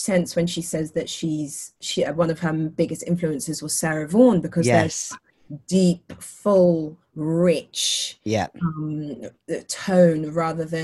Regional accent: Luton, East of England, United Kingdom; I'm from Luton, so accents

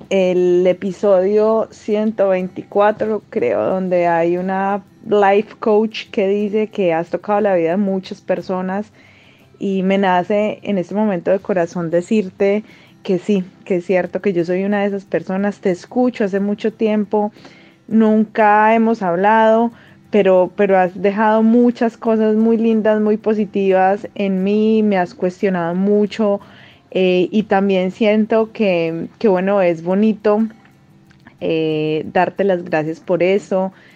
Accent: Colombia; now in Peru; soy colombiana y vivo en Perú desde hace algún tiempo

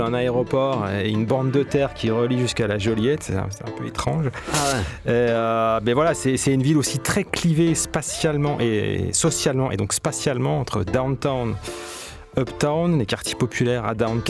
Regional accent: Marseille, Provence-Alpes-Côte d'Azur, France; je suis arrivé en tant que Marseillais en fait à, Kingston

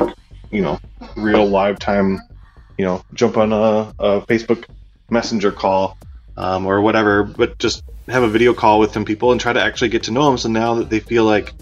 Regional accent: Minneapolis, Minnesota, United States; I come from Minneapolis, Minnesota, in the U.S.

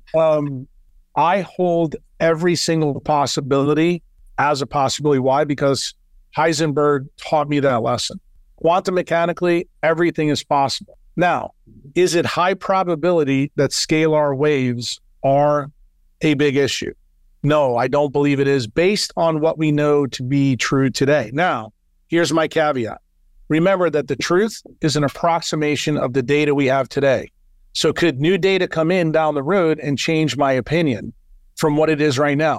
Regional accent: United States; moved away as an adult; now in El Salvador

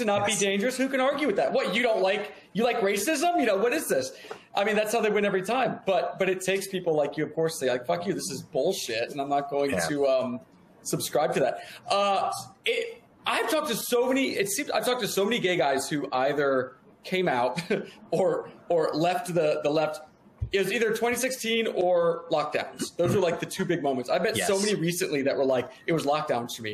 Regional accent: the South, United States; moved away; I grew up in the South

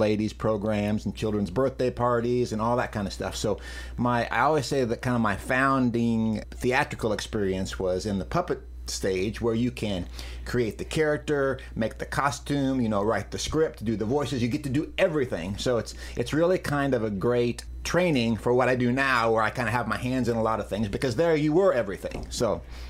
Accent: Macon, Missouri, United States; also born or lived in Lamoni, Iowa; I grew up in Macon. Most of my life has been there

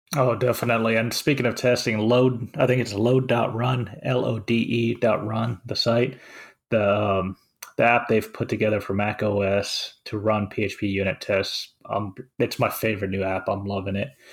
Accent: Finland; now in United States; I'm from Finland.

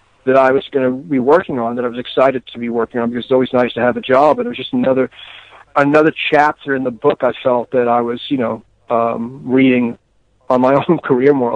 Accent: New York City, New York, United States; moved away as an adult; also born or lived in West Coast; I'm originally from the East Coast, mm-hmm. you know, and of New York City.

